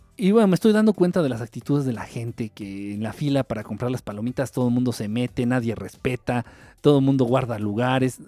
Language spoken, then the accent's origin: Spanish; Mexico; somos como mexicanos